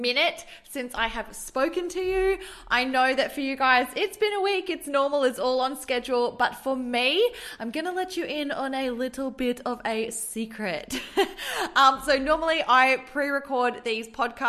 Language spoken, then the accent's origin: English; Queensland, Australia; moved away as an adult; also born or lived in Adelaide, South Australia / Gold Coast / Sunshine Coast / Brisbane; now in Melbourne, Australia; I have lived in Queensland my entire life. I was born in Adelaide in South Australia, but we moved when I was 2. And so I've literally grown up in Queensland along the coast.